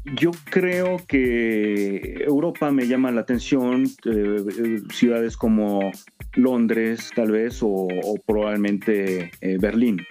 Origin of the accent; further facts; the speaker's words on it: Mexico City, Mexico; México, Distrito Federal, ahora Ciudad de México